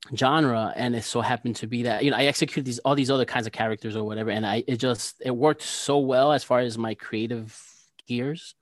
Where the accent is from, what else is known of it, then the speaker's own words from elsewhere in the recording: New Jersey, United States; I'm an illustrator from New Jersey